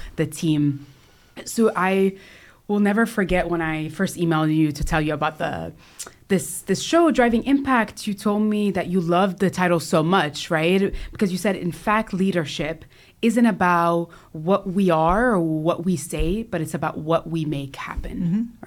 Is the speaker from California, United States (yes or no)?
yes; California, United States; I was born in California